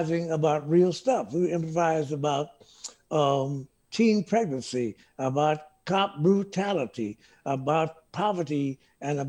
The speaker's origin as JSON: {"language": "English", "town": "New Orleans", "region": "Louisiana", "country": "United States", "moved": "yes", "said": "I came from New Orleans"}